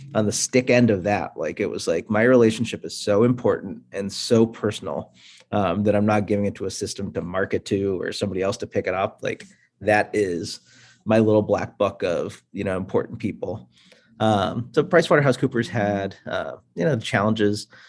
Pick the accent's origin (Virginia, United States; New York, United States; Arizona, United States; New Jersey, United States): New York, United States; Buffalo; moved away as an adult; also born or lived in India / Pittsburgh, Pennsylvania; now in Boston, United States; I was born in India, um, so I'm first generation immigrant. Grew up in uh, Pittsburgh, then moved to Buffalo, New York for most of uh, like my middle school, high school